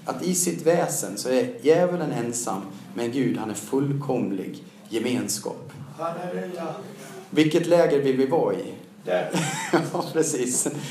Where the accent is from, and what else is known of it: Siljansnäs, Dalarna County, Sweden; born or raised there; also born or lived in Mora; now in Stockholm, Sweden